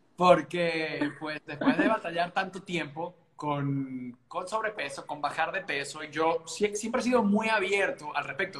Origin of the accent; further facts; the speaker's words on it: Maturín, Monagas, Venezuela; moved away as an adult; now in United States; somos cuatro, somos eh, pues cuatro niños, nacimos en Maturín, Venezuela